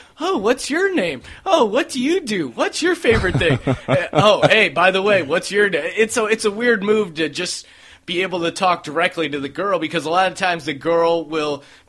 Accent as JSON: {"language": "English", "region": "East Coast", "country": "United States", "lives_now": "Los Angeles, United States", "said": "When you know, I came from the East Coast, so I think that's part of what made me come out to LA instead of New York."}